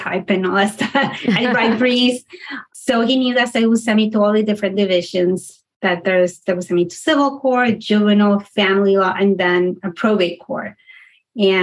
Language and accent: English; South Florida, United States; born or raised there; also born or lived in Panama / Denton, Texas